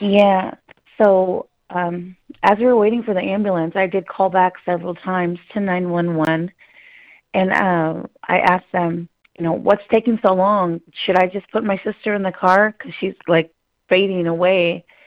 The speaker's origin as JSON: {"language": "English", "area": "Mendocino coast", "region": "Northern California", "country": "United States", "said": "I come from the Mendocino coast, and that's up north"}